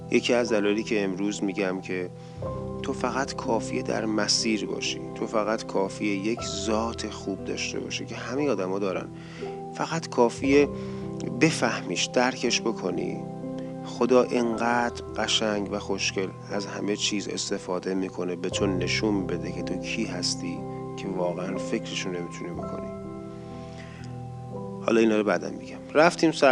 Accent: Kish, Hormozgan, Iran; now in Tehran, Iran; یعنی من از کیش اومدم تهران

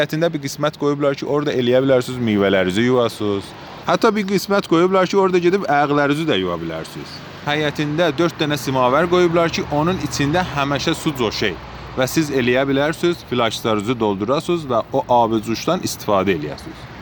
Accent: Ardabil, Ardabil Province, Iran; və Ərdəbilliyəm.

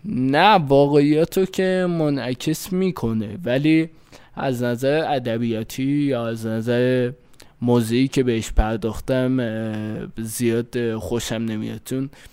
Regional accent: Fardis, Alborz, Iran; من مال فردیس کرس هستم

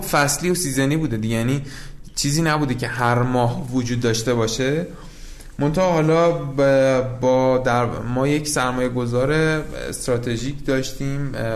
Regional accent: Ahvaz, Khuzestan, Iran; من اصالتا یعنی من خودم متولد اهوازم هستم

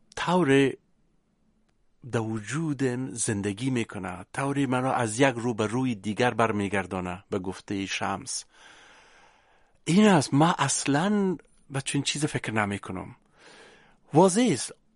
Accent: Kabul, Afghanistan; moved away as an adult; بعد 18 سال بازگشت در زادگاهم

